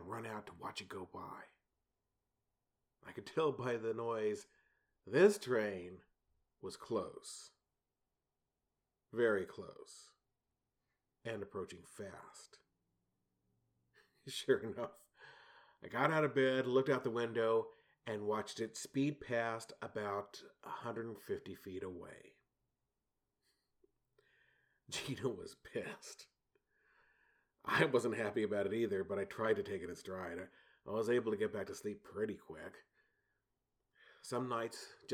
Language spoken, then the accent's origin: English; San Antonio, Texas, United States; I grew up in San Antonio, which has hard water